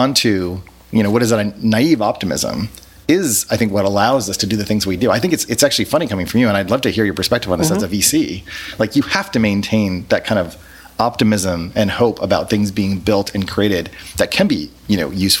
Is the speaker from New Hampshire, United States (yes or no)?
yes; New Hampshire, United States; I grew up on the East Coast. Mm-hmm. I'm from New Hampshire.